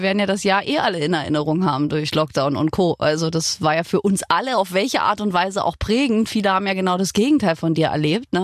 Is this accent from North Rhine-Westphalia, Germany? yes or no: yes; Remscheid, North Rhine-Westphalia, Germany; also born or lived in Saarland; ich komme aus Remscheid